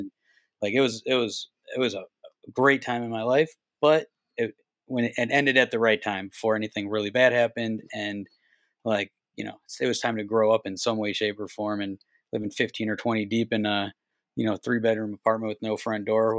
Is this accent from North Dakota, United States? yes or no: no; Cleveland, Ohio, United States; I was a kid from Cleveland that like doesn't take anybody's shit.